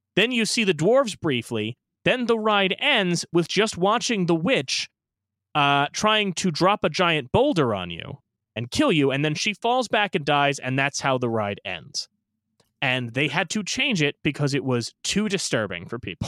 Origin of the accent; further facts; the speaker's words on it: New York City, New York, United States; we're from Brooklyn